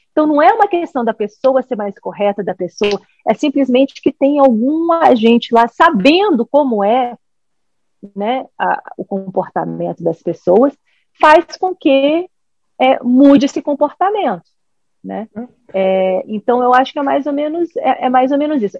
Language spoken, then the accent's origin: Portuguese; United States; also born or lived in Brazil; eu cresci aqui nos Estados Unidos